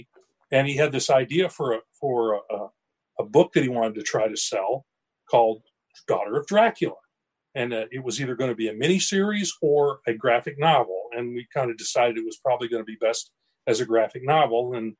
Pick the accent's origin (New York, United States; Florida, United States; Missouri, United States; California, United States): Missouri, United States; Southwest; that's where I live. I'm a Missouri born and bred. All right. I grew up in Southwest Missouri. You could call me a hillbilly